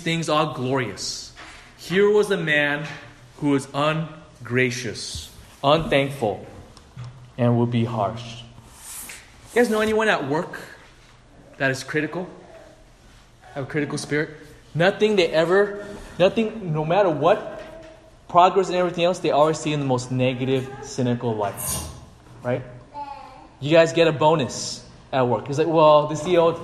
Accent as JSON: {"language": "English", "country": "United States", "tie": "born or raised there", "said": "I'm ABC. I'm American-born Chinese"}